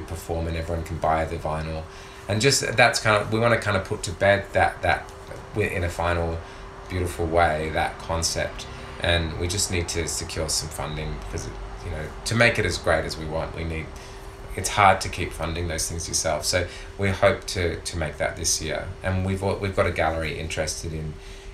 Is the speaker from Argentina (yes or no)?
no; Perth, Western Australia, Australia; now in Melbourne, Australia; all the years growing up in Perth feeling vulnerable